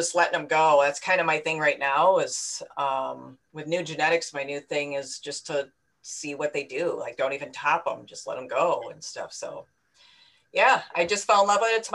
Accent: Michigan, United States; moved away as an adult; also born or lived in Chicago; born and raised in Michigan, came back after Chicago

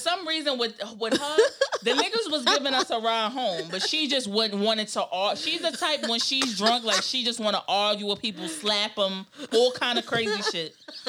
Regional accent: Queens, New York, United States; Okay, well, we're from Queens.

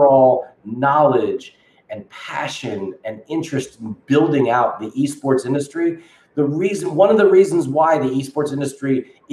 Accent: Delaware, United States; Both Joe and I grew up in Delaware.

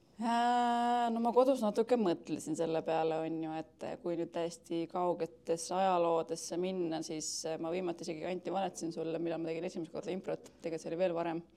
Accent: Keila, Harju County, Estonia; now in Tallinn, Estonia; ma tulen äh, Keilast, aga elan Tallinnas juba viimased päris mitu aastat

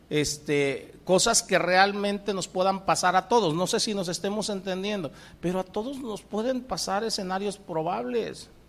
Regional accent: Pacific coast, Mexico; yo vengo del Pacífico. Aquí en el Golfo el oleaje no es muy alto, es un oleaje muy, muy suave. Pero en el Pacífico son olas tremendas

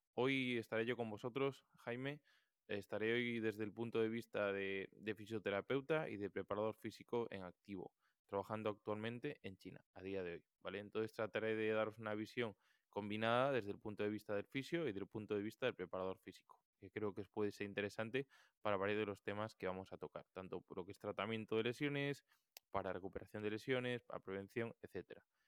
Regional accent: Galicia, Spain; yo, como buen gallego

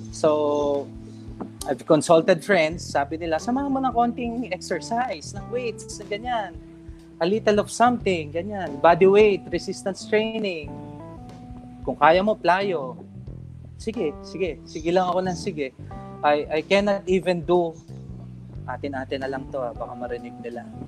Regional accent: Mandaluyong, Metro Manila, Philippines; And I am from Mandaluyong

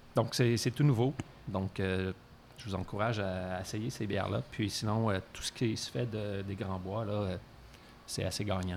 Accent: Quebec City, Quebec, Canada; moved away; je viens aussi de Québec à l'origine

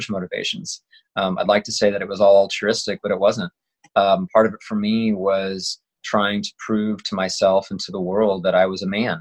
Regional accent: Kansas, United States; I grew up in Kansas, so there's not much

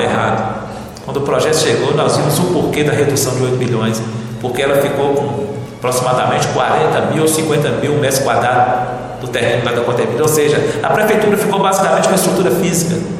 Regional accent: Monte Azul, Minas Gerais, Brazil; now in Montes Claros, Brazil; Eu, como né, morador da, de Montes Claros desde 78, sou natural de Monte Azul

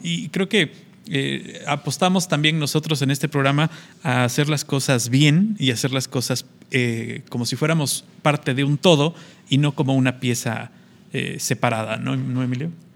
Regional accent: Mexico

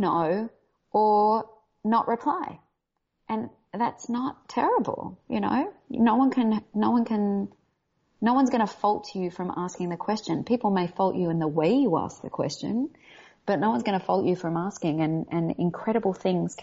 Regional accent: Australia; accent: Australian; now in Los Angeles, United States; I come from Australia.

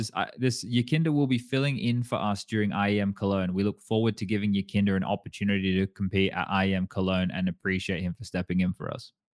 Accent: Australia; moved away; being Australian

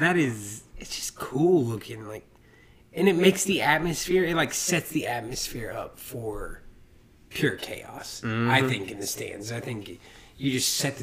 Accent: United States; especially as American fans

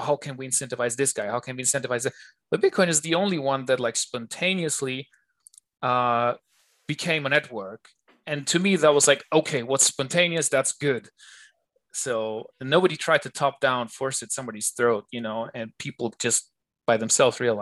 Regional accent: Germany; now in Switzerland; I grew up in Germany

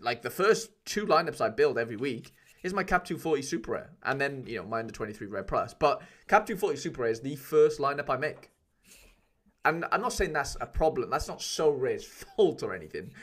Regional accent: Welsh, Wales, United Kingdom; I'm Welsh

